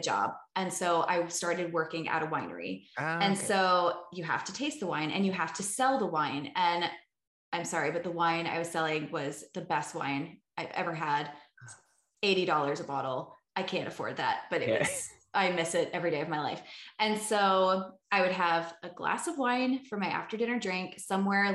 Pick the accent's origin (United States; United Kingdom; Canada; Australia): United States; Richmond, Virginia; moved away; also born or lived in California; I'm from the East Coast, so I'm from Richmond, Virginia, so like 2 hours south of Washington DC